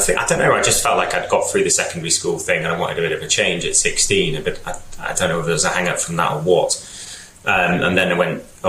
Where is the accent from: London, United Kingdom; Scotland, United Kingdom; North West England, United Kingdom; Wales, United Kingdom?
Wales, United Kingdom; North; moved away as an adult; also born or lived in Leeds; I'm Welsh. I grew up in North Wales.